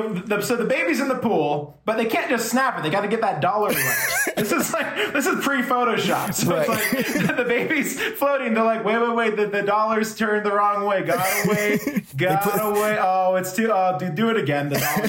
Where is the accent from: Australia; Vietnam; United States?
United States; Seattle, Washington; Like, I'm from Seattle